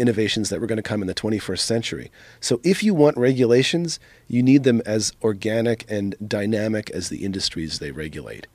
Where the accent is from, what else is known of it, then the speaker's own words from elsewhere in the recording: East Coast, United States; I grew up in the East Coast